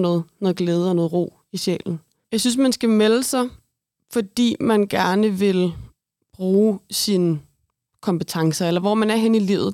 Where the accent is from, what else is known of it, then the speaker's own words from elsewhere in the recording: Brøndby, Capital Region of Denmark, Denmark; Nu er jeg altså, født og opvokset i Brøndby